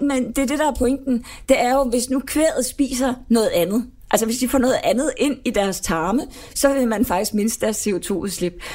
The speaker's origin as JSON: {"language": "Danish", "country": "Denmark", "said": "som dansker"}